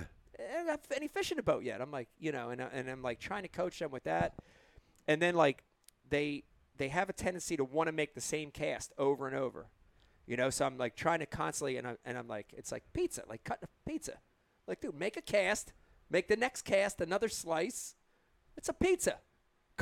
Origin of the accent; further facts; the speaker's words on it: New Jersey, United States; we're from Jersey